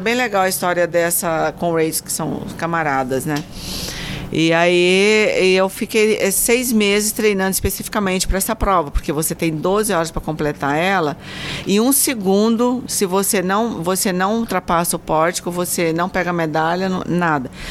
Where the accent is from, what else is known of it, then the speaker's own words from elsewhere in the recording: Mato Grosso, Brazil; now in São José do Rio Preto, Brazil; eu sou mato-grossense